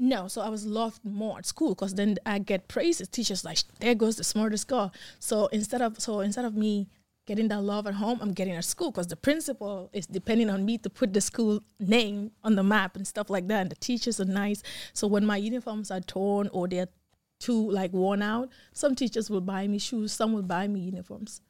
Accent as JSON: {"language": "English", "country": "Gambia", "accent": "African", "moved": "yes", "lives_now": "United States", "said": "I'm from Gambia"}